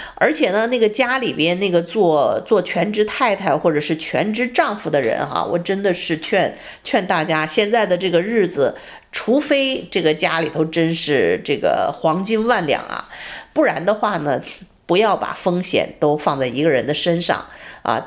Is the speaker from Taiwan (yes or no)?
no; China; also born or lived in United States; now in Texas, United States; 我们中国人